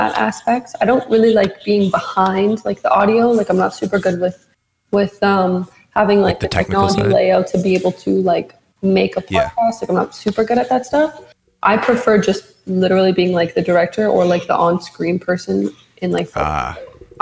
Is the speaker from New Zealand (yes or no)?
no; Edmonton, Alberta, Canada; moved away as an adult; now in Toronto, Canada; I'm originally from Edmonton